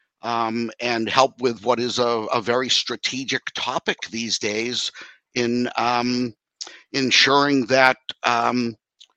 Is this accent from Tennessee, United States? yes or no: no; Boston, Massachusetts, United States; moved away; also born or lived in New York; growing up in the Boston area, basic Dunkin' Donuts is how we grew up